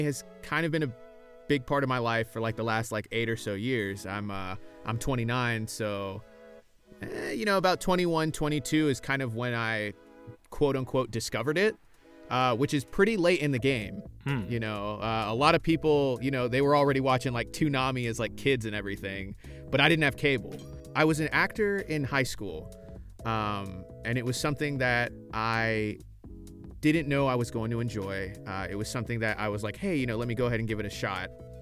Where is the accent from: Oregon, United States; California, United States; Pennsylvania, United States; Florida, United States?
Florida, United States; moved away as an adult; now in Texas, United States; I'm originally from Florida